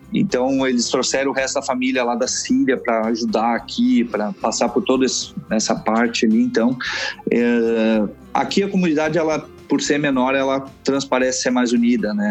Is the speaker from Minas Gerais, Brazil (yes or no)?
no; Rio Grande do Sul, Brazil; moved away as an adult; now in Canada; eu sou gaúcho